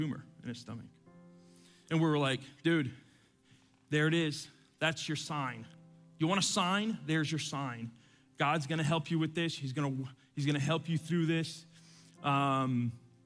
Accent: Atlanta, Georgia, United States; also born or lived in Cuba / Miami; I was born in Cuba, grew up here in Atlanta

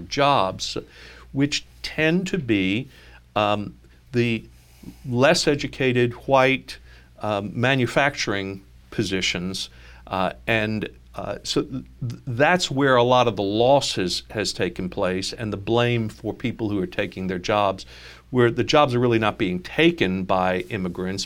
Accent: New York, United States; I'm a New Yorker

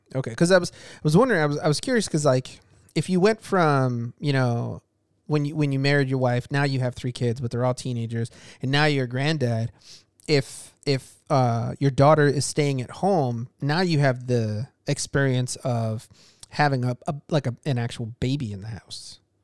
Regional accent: Chicago, Illinois, United States; I, I grew up in Chicago

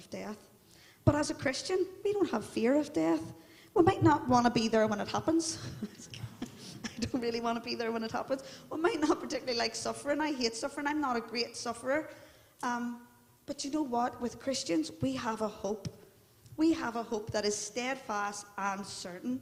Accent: Belfast, Northern Ireland, United Kingdom; I'm from the Shankill, and we're all into our identity

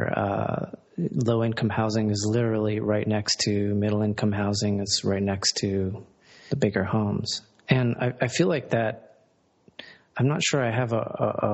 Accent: Columbia, Maryland, United States; I'm from Columbia, Maryland, and that is considered a suburb of both Baltimore and Washington

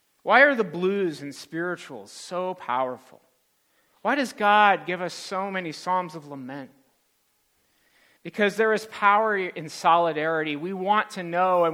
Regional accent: California, United States; to California, where I was born.

